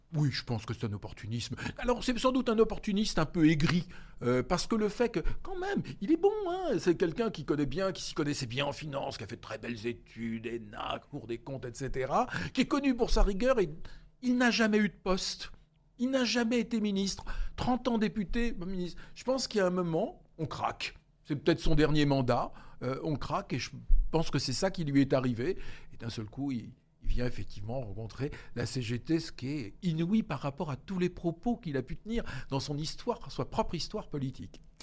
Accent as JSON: {"language": "French", "country": "France", "said": "Nous, on a un rôle particulier en tant que Français"}